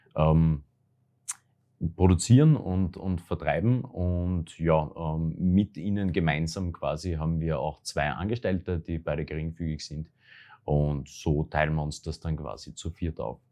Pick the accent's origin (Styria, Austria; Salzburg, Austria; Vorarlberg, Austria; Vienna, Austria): Styria, Austria; Graz; das Murufer. eigentlich, weil da war ich gerade als Jugendlicher oft mit Freunden einfach gemütlich zusammensitzen